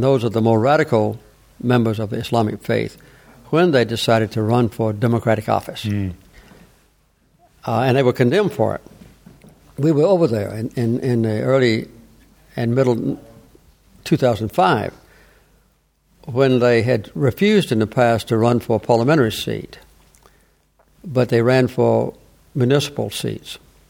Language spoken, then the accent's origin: English; the South, United States; I grew up with it in the South with anti-black. When I was a child, I had no white neighbors. All my neighbors were black